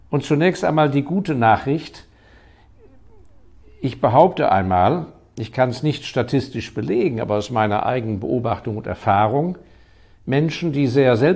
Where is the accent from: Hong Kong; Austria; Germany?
Hong Kong; Ich hatte das große Glück, dass ich in meiner Jugend ja in Hongkong aufgewachsen bin, weil mein Vater da auf Posten war.